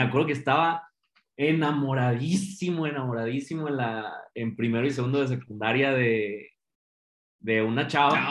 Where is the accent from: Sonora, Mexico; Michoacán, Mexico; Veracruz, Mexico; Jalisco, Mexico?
Jalisco, Mexico; Guadalajara; yo crecí aquí en Guadalajara